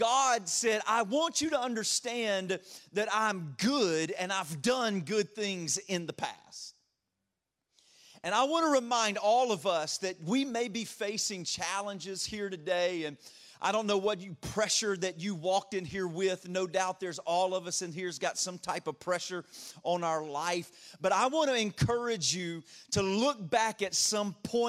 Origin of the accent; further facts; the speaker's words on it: Louisiana, United States; accent: a little bit of a draw; moved away as an adult; also born or lived in Detroit area; now in Ashburn, United States; I grew up in Louisiana